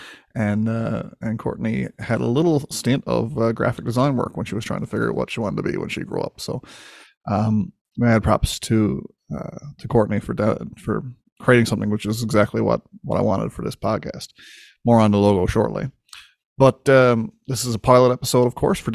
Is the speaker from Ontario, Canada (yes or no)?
no; Winterton, Newfoundland and Labrador, Canada; my hometown of Winterton, Newfoundland